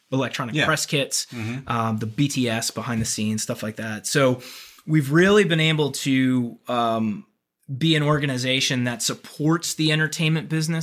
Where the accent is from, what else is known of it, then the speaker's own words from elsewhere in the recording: New Jersey, United States; also born or lived in Manhattan, New York / Los Angeles / Florida; now in Atlanta, United States; I grew up in Jersey